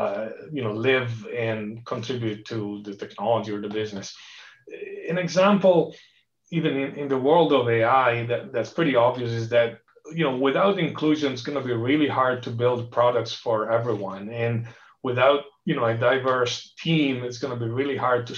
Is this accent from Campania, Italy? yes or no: no; Genoa, Liguria, Italy; also born or lived in Barcelona, Spain / East Coast, United States; now in Palo Alto, United States; that's my hometown in Genoa, Italy. It's one little village called Boccadasse, which is where I grew up